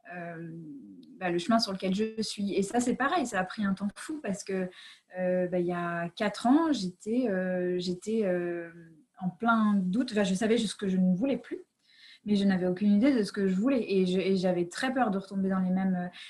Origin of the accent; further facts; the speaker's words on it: United States; moved away; j'ai grandi aux États-Unis